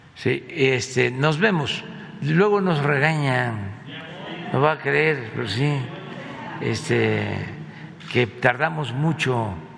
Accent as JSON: {"language": "Spanish", "town": "Tepetitán", "region": "Tabasco", "country": "Mexico", "tie": "born or raised there", "said": "estaba estudiando, dices 10 años, sí, el cuarto año, sí, en Tepetitán. Mi escuela se llama Marcos E. Becerra, un historiador, lingüista mm, tabasqueño chiapaneco de primera. Entonces, mi pueblo tenía la fortuna"}